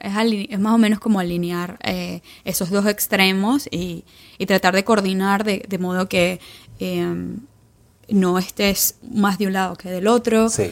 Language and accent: Spanish; Venezuela; also born or lived in Turin, Italy / Milan, Italy / London, United Kingdom; now in San Francisco, United States; yo soy orgullosamente venezolana, venezolana